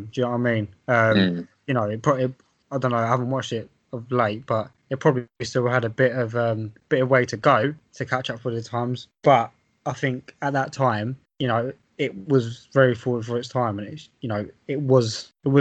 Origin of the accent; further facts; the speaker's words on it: England, United Kingdom; growing up in England